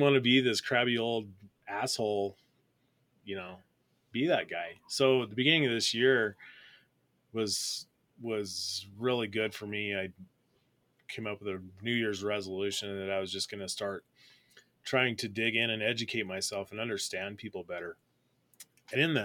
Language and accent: English; Colorado, United States; growing up in Colorado, I'm a Colorado native. I've been here my whole life, and grew up